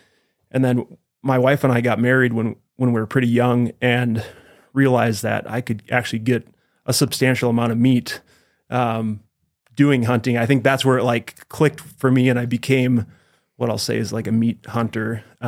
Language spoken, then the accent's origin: English; Wisconsin, United States; moved away as an adult; now in Idaho, United States; I'm actually from Wisconsin.